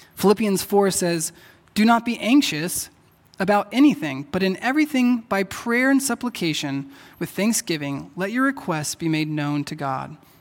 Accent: Texas, United States; moved away; I'm from Texas, and back there, people say y'all.

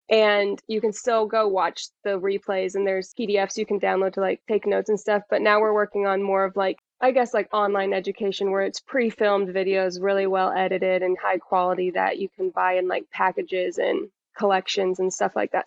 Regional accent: Indianapolis, Indiana, United States; also born or lived in Costa Rica; I'm from Indianapolis

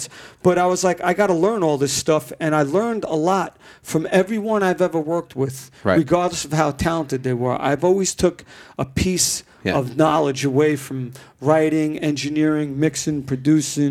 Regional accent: New York, United States; growing up in New York, being in the clubs

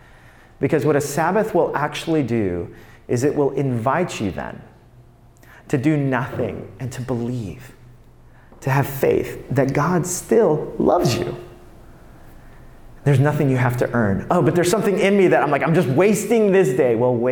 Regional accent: New York, United States; Now, there's a part of me that as a New Yorker, I'm like, oh, that is so legalistic.

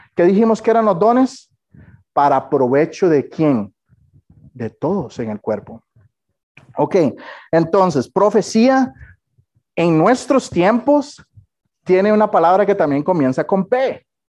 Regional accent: Costa Rica; yo soy tico

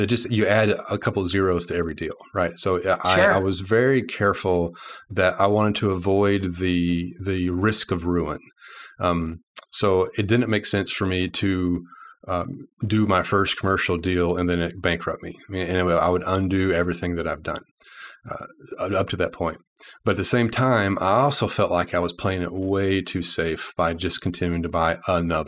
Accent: Arkansas, United States; also born or lived in Little Rock, Arkansas; I'm from Arkansas. I live in Little Rock, Arkansas.

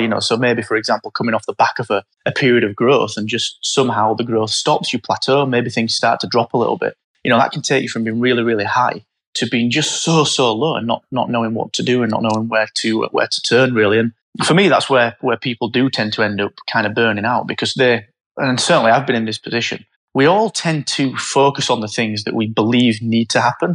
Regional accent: Barnsley, Yorkshire and the Humber, United Kingdom; I'm from Barnsley and it was, you say, it was a mining town.

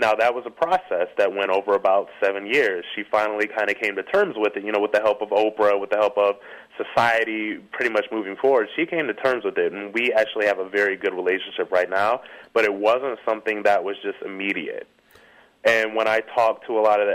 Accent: Ohio, United States; moved away; I come from a small town in Ohio

